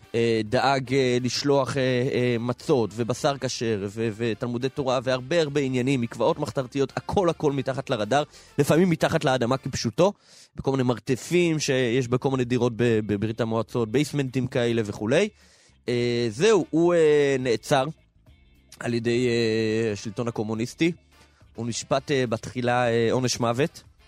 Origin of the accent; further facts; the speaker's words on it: Minsk, Belarus; also born or lived in Kfar Chabad; now in Israel; בילדותי היינו במילסק